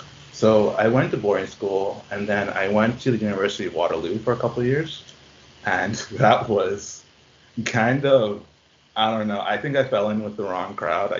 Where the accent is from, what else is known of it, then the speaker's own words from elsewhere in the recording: Bahamas; now in Halifax, Canada; I'm from the Bahamas